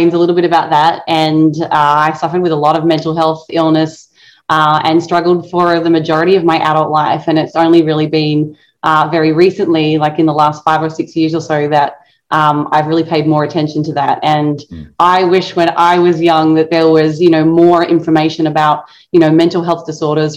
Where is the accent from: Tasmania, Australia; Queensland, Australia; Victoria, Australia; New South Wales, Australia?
Tasmania, Australia; moved away; growing up in Australia